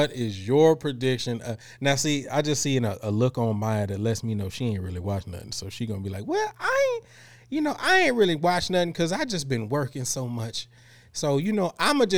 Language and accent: English; Houston, Texas, United States; I'm from Houston, and I don't say bike.